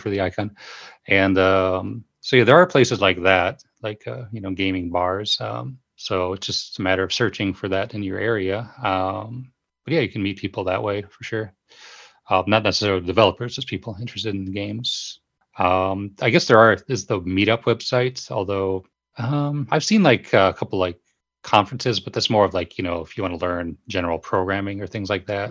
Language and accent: English; United States; moved away as an adult; now in Japan; go back to the U S from here, um, I'm gonna, of course, wanna go to my hometown